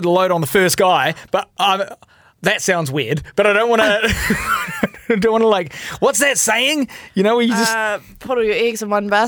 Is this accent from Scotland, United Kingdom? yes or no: yes; Scotland, United Kingdom; I am a Scotsman